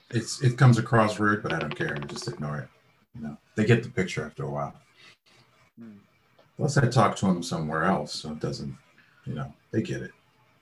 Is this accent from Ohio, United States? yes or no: yes; Cleveland, Ohio, United States; I'm from Cleveland, Ohio. I was born in Cleveland, Ohio, on the east side of Cleveland, Ohio.